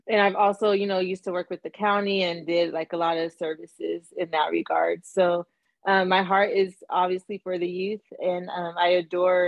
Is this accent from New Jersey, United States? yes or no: no; Southern California, United States; born and raised in Southern California